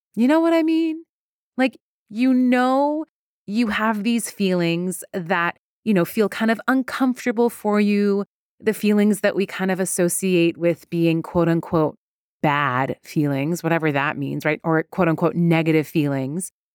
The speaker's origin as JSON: {"language": "English", "country": "Iran", "tie": "born or raised there", "moved": "yes", "said": "I am Iranian. I'm very proud to be Iranian. I was born in Iran."}